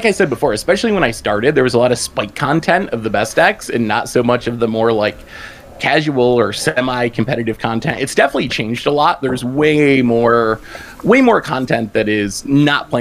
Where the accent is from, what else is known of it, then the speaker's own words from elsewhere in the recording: United States; I'm from the U.S.